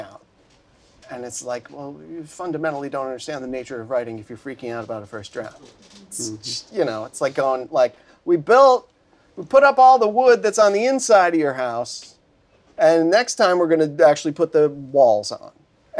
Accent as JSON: {"language": "English", "town": "Buffalo", "region": "New York", "country": "United States", "moved": "yes", "lives_now": "Los Angeles, United States", "said": "I'm from Buffalo"}